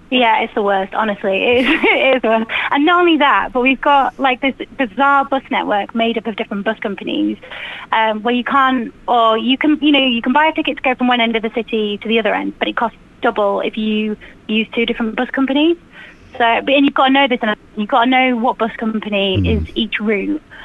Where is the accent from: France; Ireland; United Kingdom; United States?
United Kingdom; Leeds, Yorkshire and the Humber; moved away as an adult; also born or lived in London; I grew up in Leeds